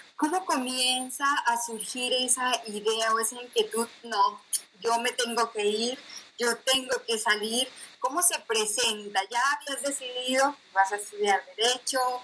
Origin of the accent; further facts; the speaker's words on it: Colombia; now in Netherlands; yo soy de Colombia, pero soy de provincia